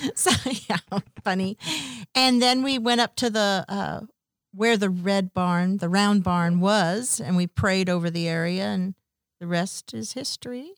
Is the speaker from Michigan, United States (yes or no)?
no; Woodside, California, United States; I grew up in Woodside, California.